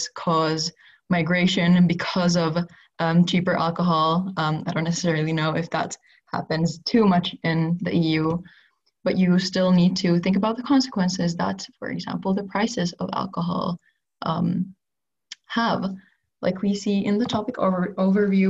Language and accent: English; Helsinki, Uusimaa, Finland; I come from Helsinki, Finland